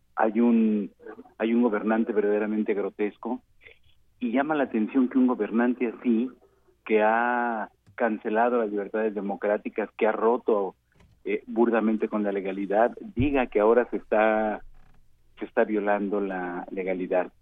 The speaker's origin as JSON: {"language": "Spanish", "country": "Mexico", "said": "vengo de México"}